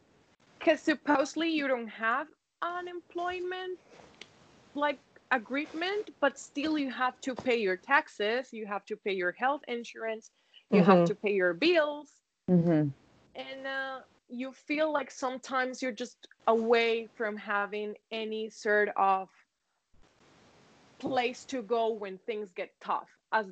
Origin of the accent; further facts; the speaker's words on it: Spain; English is a second language; I hope it's clear and my accent doesn't fool me.